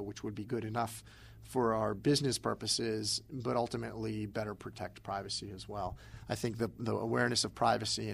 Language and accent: English; East Coast, United States; I'm from the East Coast